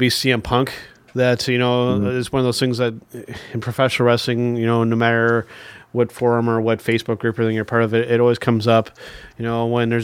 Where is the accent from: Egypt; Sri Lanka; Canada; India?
Canada; as a Canadian wrestling fan